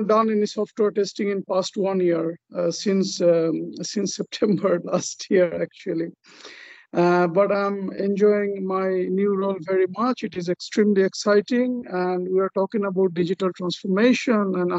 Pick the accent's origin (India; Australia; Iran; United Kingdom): India; Kolkata, West Bengal; moved away as an adult; now in Nacka, Sweden; Born and raised in Calcutta, India, me and my wife, we came to Sweden in 2004